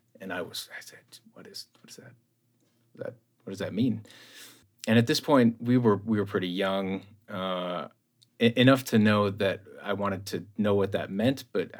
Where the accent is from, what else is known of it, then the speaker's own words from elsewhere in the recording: Connecticut, United States; born there; also born or lived in Ohio; Yeah, and I was born on the East Coast, too. I was born in Connecticut, so.